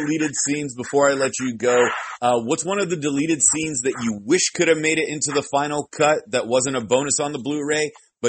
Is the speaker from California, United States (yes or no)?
yes; San Francisco, California, United States; moved away; I'm originally from San Francisco.